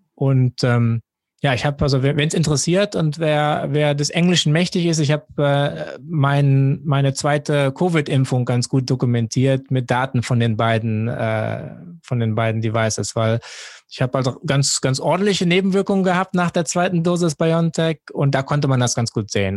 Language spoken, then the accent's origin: German; Jever, Lower Saxony, Germany; moved away as an adult; also born or lived in Duisburg; now in Hong Kong; aufgewachsen bin ich an der Nordseeküste in Jever